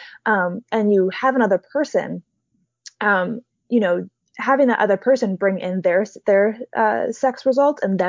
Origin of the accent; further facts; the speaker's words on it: Hawaii, United States; I grew up in Hawaii, which is one of the top progressive states in the States